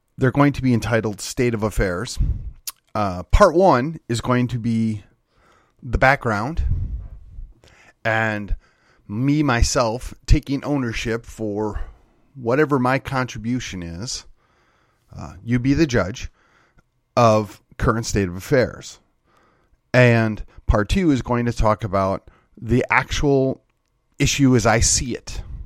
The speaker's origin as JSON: {"language": "English", "region": "Wisconsin", "country": "United States", "tie": "born or raised there", "moved": "as an adult", "lives_now": "Texas, United States", "said": "back in my home state of Wisconsin"}